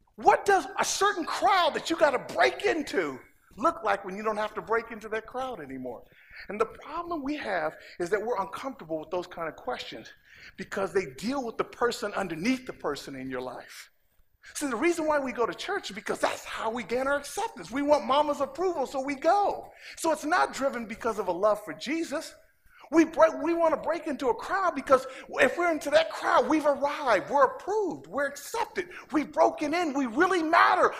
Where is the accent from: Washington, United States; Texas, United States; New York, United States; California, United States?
California, United States; Inglewood; moved away as an adult; also born or lived in Oregon; now in Los Angeles, United States; I'm from Inglewood